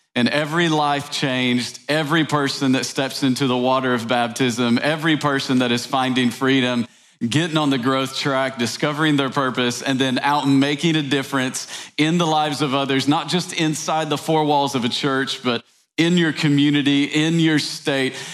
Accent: East Tennessee, United States; I grew up in East Tennessee

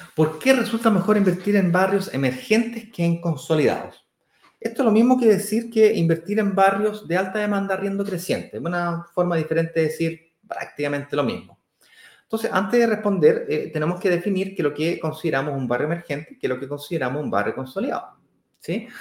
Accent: Santiago, Santiago Metropolitan Region, Chile; es justamente donde yo nací, que es Manquehue con Apoquindo. Ahí nací yo, donde está la Manque.

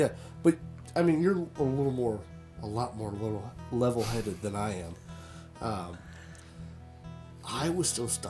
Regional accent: Florida, United States; We're from Florida.

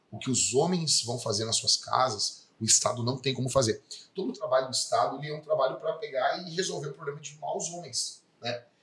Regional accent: Porto Alegre, Rio Grande do Sul, Brazil; Eu me criei numa vila aqui, Campo da Tuca, e me criei no Morro da Cruz, entendeu?

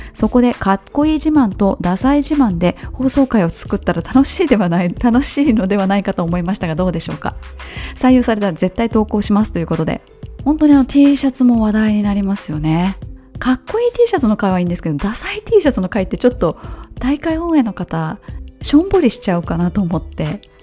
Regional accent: Kobe, Hyogo, Japan; moved away; 私がよく、実家に帰った時に登ったりとか、ちっちゃい頃から、歩いて登ったりしていた山

